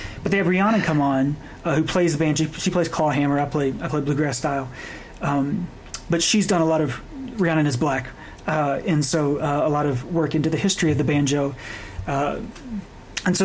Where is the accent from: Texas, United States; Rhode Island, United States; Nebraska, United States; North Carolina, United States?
North Carolina, United States; Lincoln County, Western; moved away; also born or lived in Chicago / Knoxville; I grew up in Western North Carolina, where Dolly is a folk hero for certain.